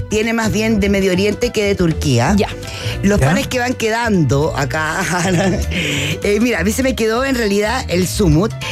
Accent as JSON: {"language": "Spanish", "country": "Chile", "moved": "yes", "lives_now": "Mexico", "said": "soy de chilena, como buena chilena"}